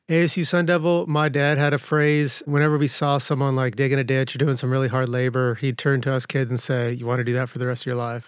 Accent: Winslow, Arizona, United States; also born or lived in San Jose, California; I was born in San Jose, California, but really grew up in Winslow, railroad town.

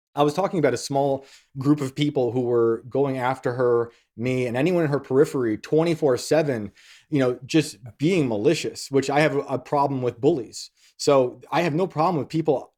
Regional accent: West Point, New York, United States; accent: Yankee; I grew up in West Point

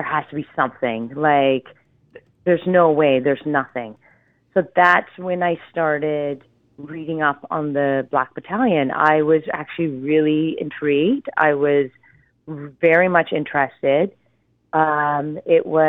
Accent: Ontario, Canada; I'm from Ontario

